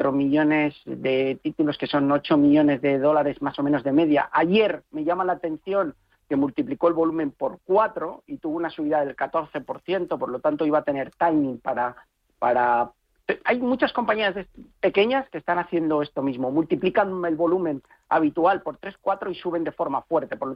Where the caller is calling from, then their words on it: Bilbao, Basque Country, Spain; de Bilbao.